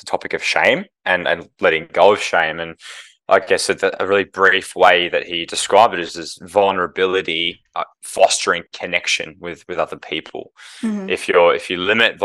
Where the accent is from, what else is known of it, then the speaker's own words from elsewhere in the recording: Melbourne, Victoria, Australia; moved away as an adult; now in Brisbane, Australia; I grew up in Melbourne as a St Kilda supporter